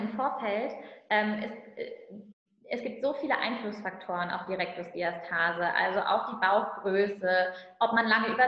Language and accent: German; Düsseldorf, North Rhine-Westphalia, Germany; bin aus Düsseldorf und habe an der Spoho in Köln Sport studiert